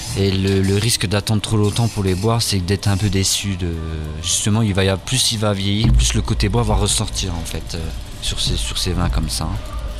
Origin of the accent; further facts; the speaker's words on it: France; now in Luxembourg; chez nous en France